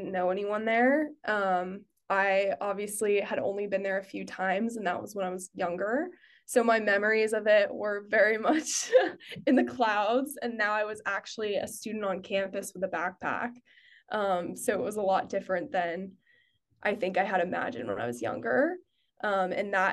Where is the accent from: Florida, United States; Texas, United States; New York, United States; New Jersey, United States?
Florida, United States; Jupiter; moved away; I grew up in Jupiter, Florida. Both my parents grew up there